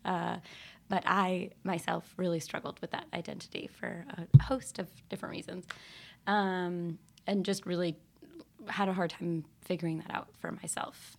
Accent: Northampton, Massachusetts, United States; also born or lived in Georgia; growing up in Northampton and having queerness all around.

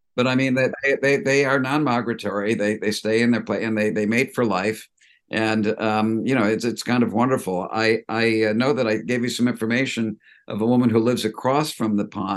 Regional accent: Cleveland, Ohio, United States; moved away as an adult; also born or lived in upstate New York / New York; I grew up in Cleveland

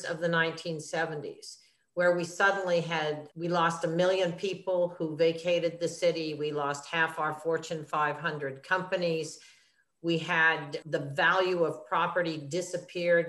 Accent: Madison, Wisconsin, United States; now in New York City, United States; I came from Madison, Wisconsin originally, but I've been a New Yorker since 1968

